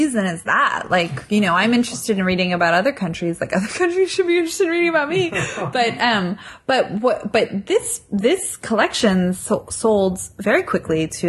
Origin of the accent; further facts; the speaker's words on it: United States; I'm an American tourist